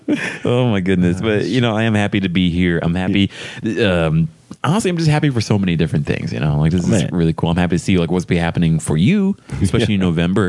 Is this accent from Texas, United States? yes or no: yes; Texas, United States; Maybe because I'm from Texas